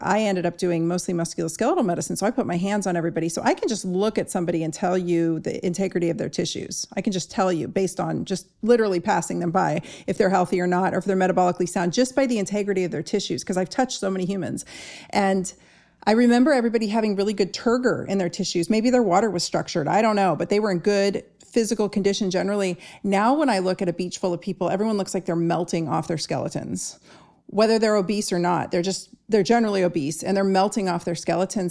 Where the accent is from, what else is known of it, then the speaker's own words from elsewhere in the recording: Southern California, United States; I grew up in Southern California